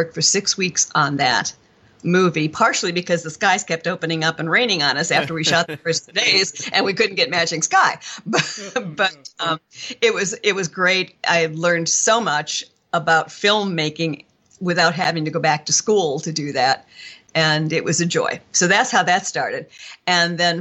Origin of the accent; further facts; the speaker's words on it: Chicago, Illinois, United States; I was born and raised in Chicago